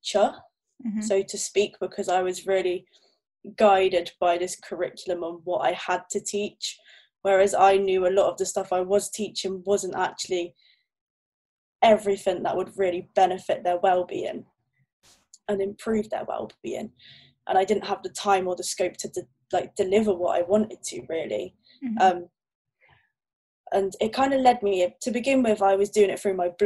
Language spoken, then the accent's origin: English; Torquay, South West England, United Kingdom; now in Plymouth, United Kingdom; I'm originally from Torquay in Devon